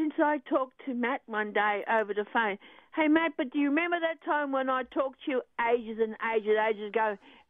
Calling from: Port Fairy, Victoria, Australia; From Port Fairy.

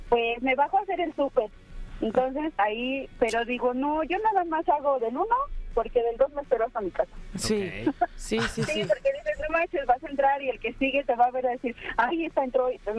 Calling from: Mexico City, Mexico; de aquí de Ciudad de México, muy cerca de sus oficinas.

